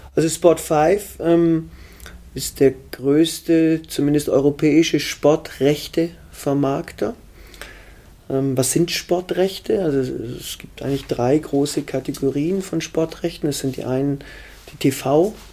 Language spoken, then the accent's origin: German; Germany; Ich bin am Bodensee aufgewachsen.